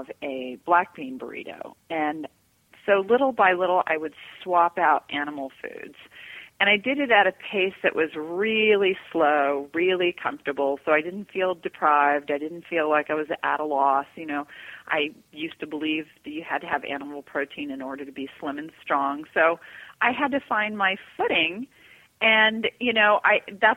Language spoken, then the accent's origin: English; Georgia, United States; I grew up in Georgia